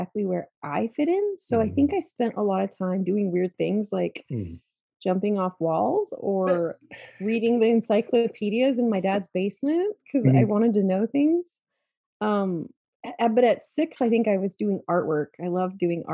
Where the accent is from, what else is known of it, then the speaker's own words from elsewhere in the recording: Utah, United States; I grew up in the Rockies areas in Utah